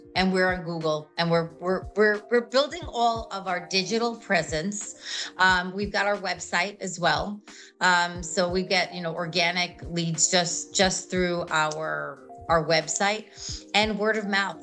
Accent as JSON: {"language": "English", "region": "New York", "country": "United States", "also_born_or_lived": "Brooklyn", "moved": "as an adult", "lives_now": "Florida, United States", "said": "we're originally from New York."}